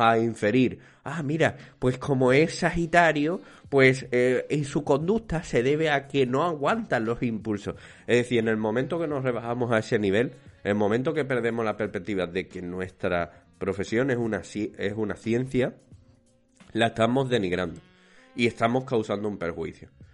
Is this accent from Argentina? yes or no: no; Spain; somos los españoles y especialmente los andaluces